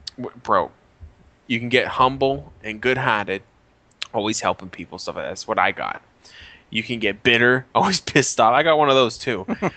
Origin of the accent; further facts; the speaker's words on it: Colorado, United States; I'm from Colorado.